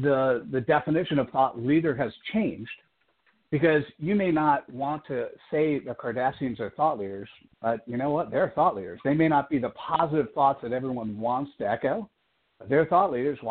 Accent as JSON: {"language": "English", "region": "East Coast", "country": "United States", "tie": "born or raised there", "moved": "yes", "lives_now": "Silicon Valley, United States", "said": "I was born on the East Coast"}